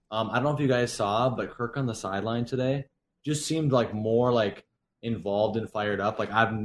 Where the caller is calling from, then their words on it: Sartell, Minnesota, United States; Sartell, Minnesota.